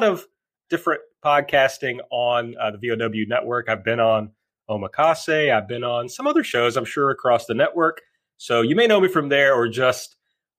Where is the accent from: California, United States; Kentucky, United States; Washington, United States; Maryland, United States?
Kentucky, United States; rural; now in Louisville, United States; I'm from the very rural part of Kentucky originally